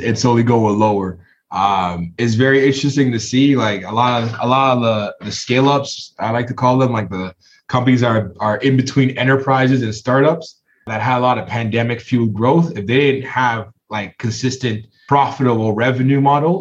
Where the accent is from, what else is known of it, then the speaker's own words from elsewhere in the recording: Toronto, Ontario, Canada; I'm from Toronto